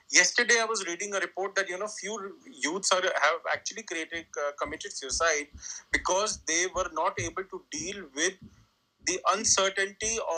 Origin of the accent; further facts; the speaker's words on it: New Delhi, Delhi, India; I am from India, New Delhi, and I work on mental health.